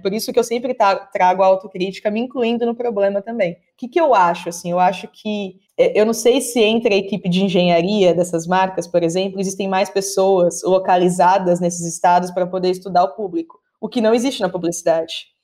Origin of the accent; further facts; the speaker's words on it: São Paulo, Brazil; Eu sou nascida em São Paulo